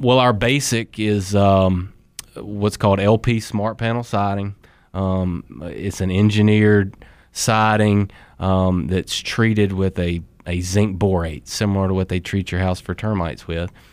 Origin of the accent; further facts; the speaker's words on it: Sanford, North Carolina, United States; also born or lived in Colorado; originally I'm from Sanford